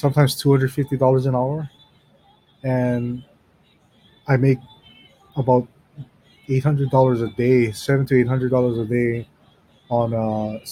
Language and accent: English; Hawaii, United States; I'm from Hawaii